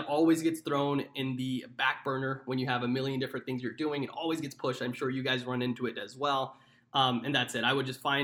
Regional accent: Dallas, Texas, United States; moved away; also born or lived in New York; my hometown of Dallas, Texas.

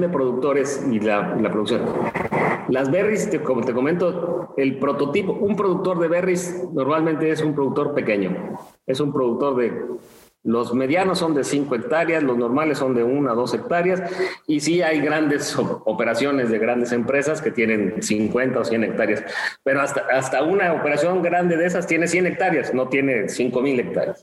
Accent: Mexico City, Mexico; moved away; also born or lived in Chiapas; soy de la Ciudad de México, pero nunca me gustó la, la gran ciudad

